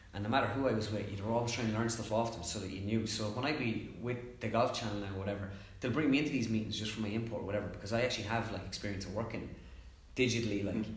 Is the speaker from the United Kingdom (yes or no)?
no; Ireland; also born or lived in Mullingar; I'm an Irish, like it's my country